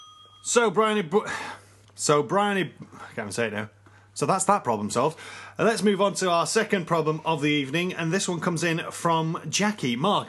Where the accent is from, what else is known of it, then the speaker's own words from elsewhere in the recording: Yorkshire and the Humber, United Kingdom; accent: Yorkshire; I'm from Yorkshire myself, although I've lost a lot of my accent.